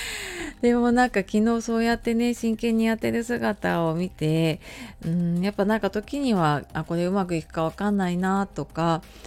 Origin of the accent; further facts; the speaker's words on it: Japan; moved away as an adult; 今あの地元に戻ってきているのであの中学校母校